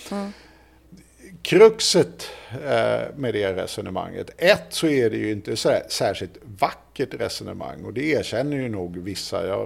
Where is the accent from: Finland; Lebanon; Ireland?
Ireland; Och det blir man ju inte som irländare nödvändigtvis så jätteglad utav.